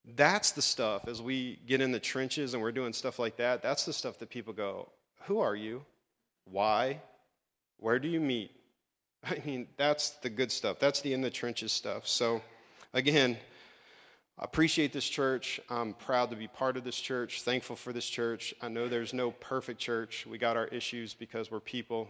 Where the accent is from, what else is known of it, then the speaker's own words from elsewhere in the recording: Maryland, United States; moved away as an adult; also born or lived in Virginia / New Jersey; now in Nixa, United States; my wife and I grew up in Maryland.